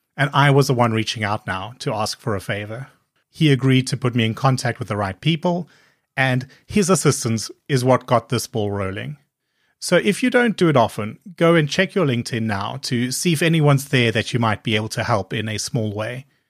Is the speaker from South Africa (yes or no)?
yes; South Africa; both being South African